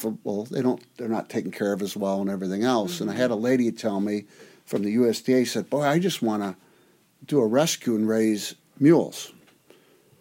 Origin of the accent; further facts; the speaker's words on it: Whiteford Township, Michigan, United States; I grew up in Whiteford Township, a little area, and the neighbors had horses and donkeys